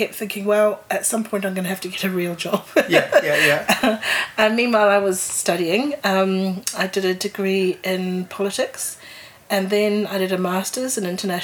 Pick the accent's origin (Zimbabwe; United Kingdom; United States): Zimbabwe; moved away as an adult; now in New Zealand; I had a New Zealand mother, but I grew up in Zimbabwe in Africa, and I came here when I was 19